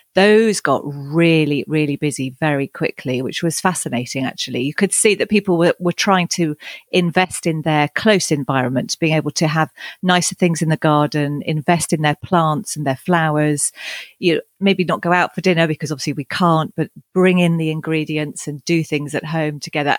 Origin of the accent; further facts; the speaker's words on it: East Sussex, South East England, United Kingdom; moved away as an adult; also born or lived in Henley-on-Thames; now in Cotswolds, United Kingdom; I was born down in Henley on Thames, and I, I grew up in East Sussex, but over the last decade have moved back to the Cotswolds